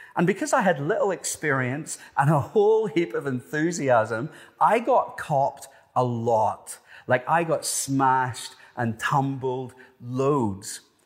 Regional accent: Ireland; moved away as an adult; also born or lived in Cronulla, Australia; Being Irish, I spent pretty much no time in the water growing up

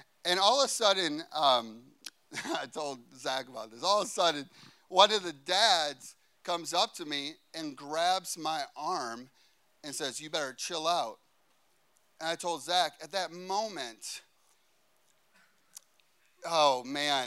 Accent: Chicago, Illinois, United States; I'm a boy from Chicago

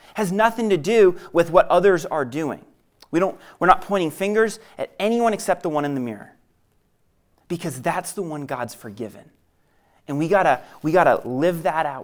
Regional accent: New England, United States; I grew up in New England, and growing up in New England, I was bred to be a Red Sox fan

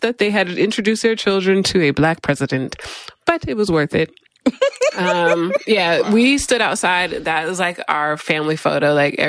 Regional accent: Colorado, United States; moved away; I'm originally from Colorado.

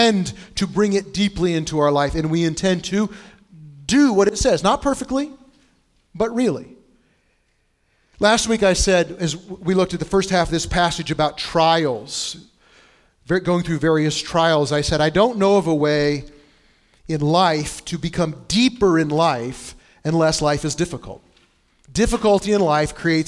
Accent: Bushnell, Illinois, United States; now in Indianapolis, United States; where I grew up in Bushnell, Illinois

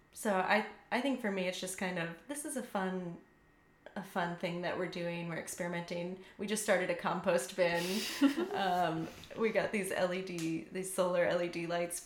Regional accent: Indiana, United States; moved away as an adult; now in Austin, United States; I'm from Indiana

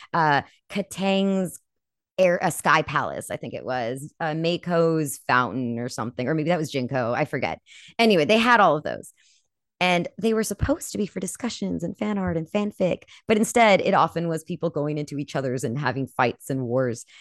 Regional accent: California, United States; moved away; also born or lived in Colorado; I'm from California.

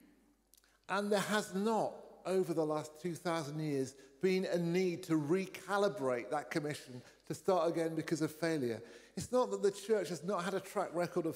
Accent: North Cornwall, South West England, United Kingdom; now in Bristol, United Kingdom; I grew up in North Cornwall, there were three Methodist churches

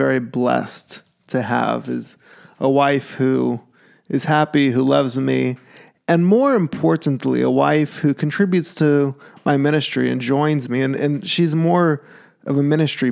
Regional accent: Alaska, United States; moved away; I'm from Alaska

